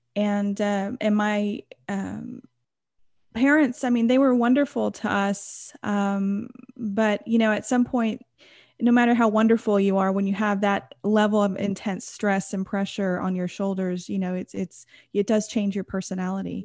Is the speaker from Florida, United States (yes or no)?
no; Texas, United States; I grew up in, uh, America. I'm from Texas